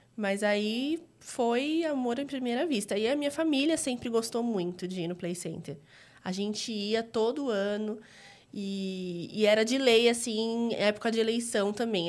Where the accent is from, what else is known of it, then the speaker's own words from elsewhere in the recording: Diadema, São Paulo, Brazil; also born or lived in São Bernardo do Campo; eu nasci em São Paulo, mas eu morei desde pequena em Diadema.